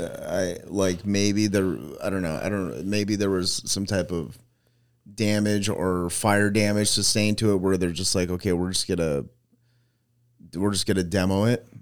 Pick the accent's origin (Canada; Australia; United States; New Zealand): United States; Manteca, California; there was a Boys and Girls Club in my hometown